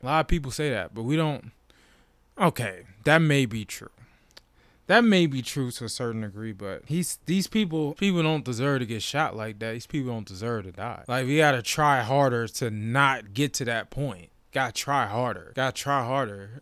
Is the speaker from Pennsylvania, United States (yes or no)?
no; Washington, District of Columbia, United States; born or raised there